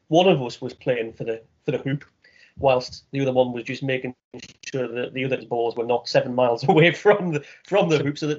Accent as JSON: {"language": "English", "region": "North East England", "country": "United Kingdom", "tie": "born or raised there", "said": "First memory of PE in the Northeast, quite simply, is cold."}